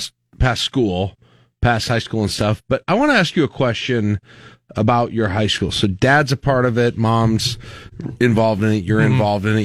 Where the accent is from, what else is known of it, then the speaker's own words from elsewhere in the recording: Lincoln, Nebraska, United States; And I grew up here in Lincoln. I grew up in I had a graduating class of 350.